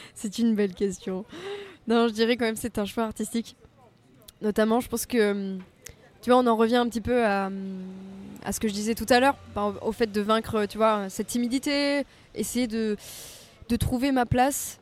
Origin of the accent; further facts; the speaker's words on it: Provence-Alpes-Côte d'Azur, France; now in Paris, France; je ne pourrai jamais me défaire du soleil et de la mer en tant que bonne provençale